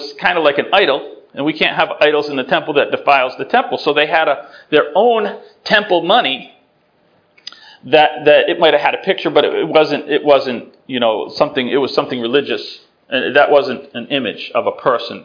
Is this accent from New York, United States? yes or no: no; Worcester, Massachusetts, United States; I grew up in Worcester, Massachusetts